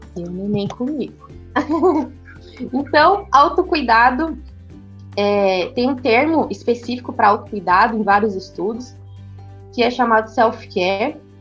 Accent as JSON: {"language": "Portuguese", "region": "São Paulo", "country": "Brazil", "tie": "born or raised there", "moved": "yes", "said": "sou natural de São Paulo"}